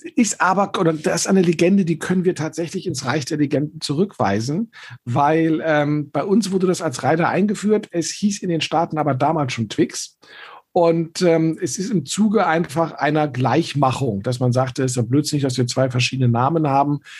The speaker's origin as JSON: {"language": "German", "region": "Berlin", "country": "Germany", "tie": "born or raised there", "said": "ich bin in Eichkamp aufgewachsen"}